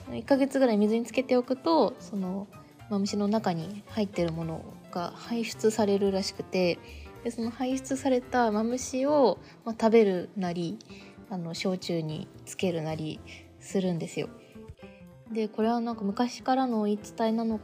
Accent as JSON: {"language": "Japanese", "country": "Japan", "tie": "born or raised there", "moved": "yes", "said": "私の小さい頃の田舎エピソードをお話ししたいと思います"}